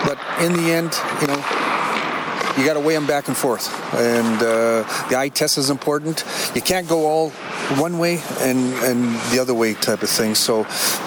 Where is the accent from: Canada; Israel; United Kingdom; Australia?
Canada; Hanna, Alberta; also born or lived in Winnipeg / Vancouver / Calgary; now in Dallas, United States; I'm a Canadian, I'm just from down the road here in Hanna